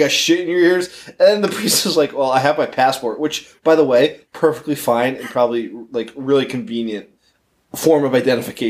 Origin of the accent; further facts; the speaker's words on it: United States; as an American